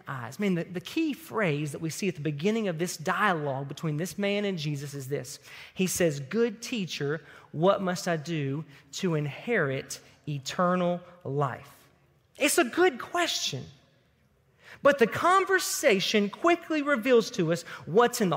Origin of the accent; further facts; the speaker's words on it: Tipton County, Tennessee, United States; that's a real country term from my hometown in Tipton County that just means without any hindrance or any hesitation. Growing up in Tipton County